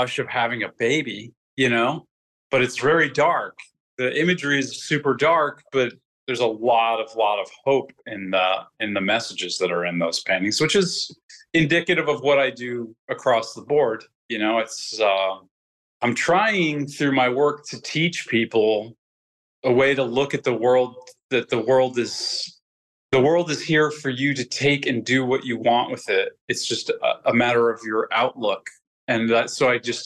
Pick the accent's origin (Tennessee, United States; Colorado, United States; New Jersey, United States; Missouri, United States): New Jersey, United States; I grew up in New Jersey, just like a half hour outside of New York City